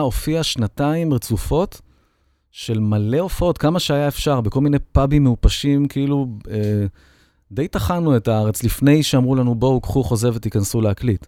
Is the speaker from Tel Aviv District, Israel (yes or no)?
yes; Holon, Tel Aviv District, Israel; also born or lived in Bat Yam; אני הייתי יליד בת ים חולון